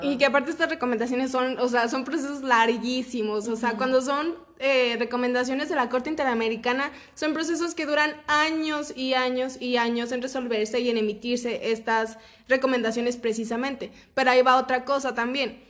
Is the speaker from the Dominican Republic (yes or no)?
no; Mexico; yo como ciudadana mexicana